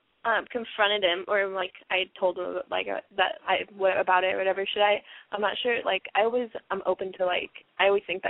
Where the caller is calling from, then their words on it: Seattle, Washington, United States; Seattle, 17.